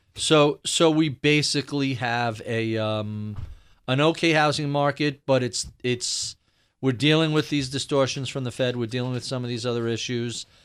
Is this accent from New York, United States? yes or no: yes; New York City, New York, United States; as a New Yorker